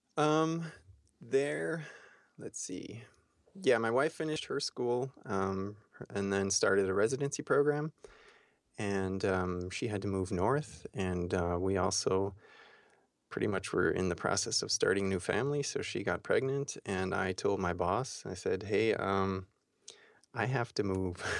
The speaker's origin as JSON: {"language": "English", "country": "Austria", "also_born_or_lived": "Florida, United States", "moved": "as an adult", "said": "went from Austria to Florida"}